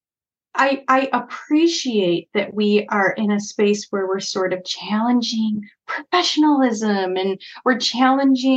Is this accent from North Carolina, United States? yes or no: no; Chicago, Illinois, United States; as a Chicagoan